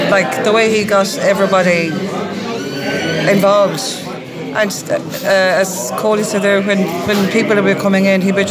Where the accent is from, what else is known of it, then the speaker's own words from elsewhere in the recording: Mayo, Connacht, Ireland; I'm from Mayo myself